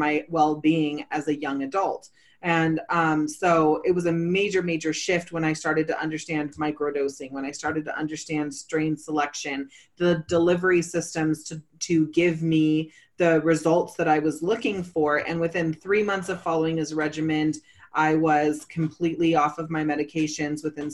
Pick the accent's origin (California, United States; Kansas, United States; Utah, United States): California, United States; I'm originally from California.